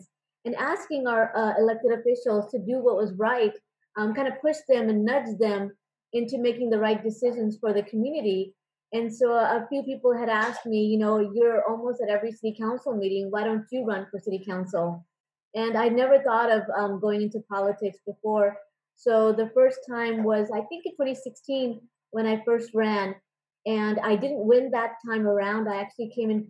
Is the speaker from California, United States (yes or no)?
yes; San Francisco Bay Area, California, United States; moved away as an adult; also born or lived in Davis, California; now in Irvine, United States; I grew up in the San Francisco Bay Area